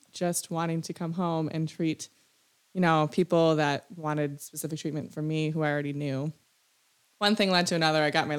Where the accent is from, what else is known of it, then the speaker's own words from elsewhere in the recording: Elkhorn, Wisconsin, United States; also born or lived in Sweden; I grew up in Elkhorn.